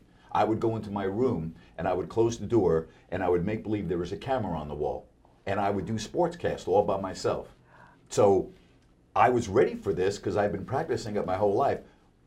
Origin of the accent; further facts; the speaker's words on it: New York, United States; now in Sacramento, United States; I grew up in New York